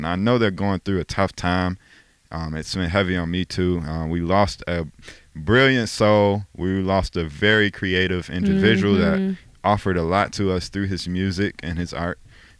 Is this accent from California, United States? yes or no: no; Chicago, Illinois, United States; He grew up in one of the areas that I spent a lot of time